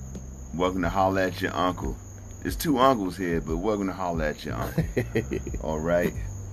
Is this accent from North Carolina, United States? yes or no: yes; North Carolina, United States; I'm from North Carolina.